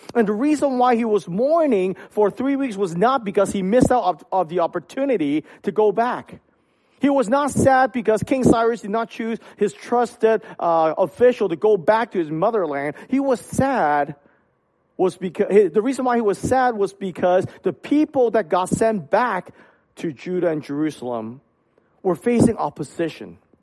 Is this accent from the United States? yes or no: no; Hong Kong; moved away; when I was young, I grew up in Hong Kong.